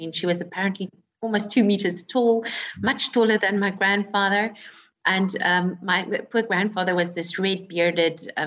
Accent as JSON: {"language": "English", "town": "Wellington", "region": "Western Cape", "country": "South Africa", "said": "I'm a winemaker from Wellington, South Africa, a very small little town"}